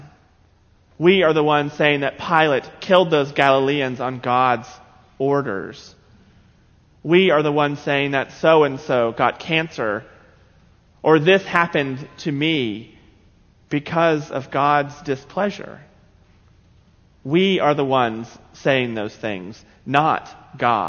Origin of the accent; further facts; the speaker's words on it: South Carolina, United States; growing up in South Carolina